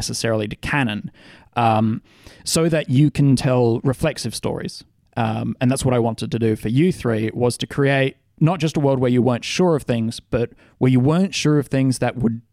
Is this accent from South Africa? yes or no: no; Australia; we're Australian